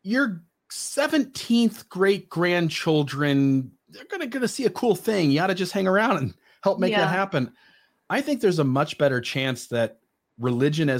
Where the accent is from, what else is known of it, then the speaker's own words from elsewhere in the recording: United States; I'm an American